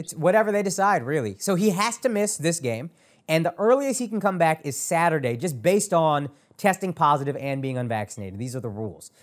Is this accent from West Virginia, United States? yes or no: no; Dallas, Texas, United States; Born and raised in Dallas